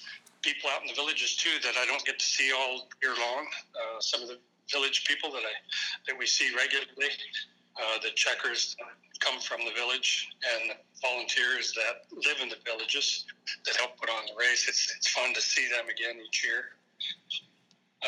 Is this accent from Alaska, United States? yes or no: yes; Anchorage, Alaska, United States; I'm originally from Anchorage, Alaska